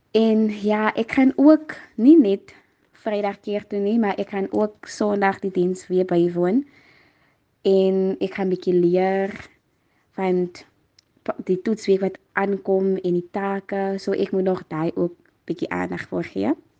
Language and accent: Afrikaans; Noupoort, Northern Cape, South Africa; moved away as an adult; now in Stellenbosch, South Africa; van Noupoort in die Noord-Kaap en ek studeer tans op Stellenbosch Universiteit